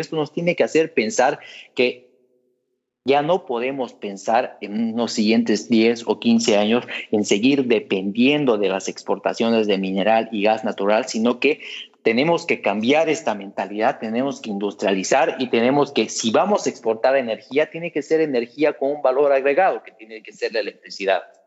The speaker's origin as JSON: {"language": "Spanish", "country": "Bolivia", "said": "como bolivianos"}